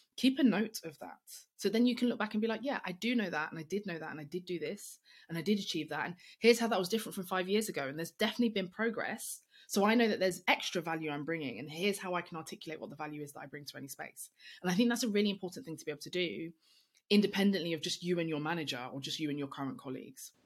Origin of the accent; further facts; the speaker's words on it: London, United Kingdom; I'm black, I'm female, I'm young, I'm from East London